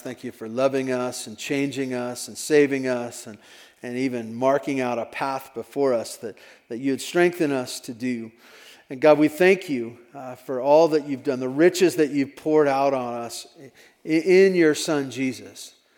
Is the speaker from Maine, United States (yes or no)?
no; Tehachapi, California, United States; heard that I was from Tehachapi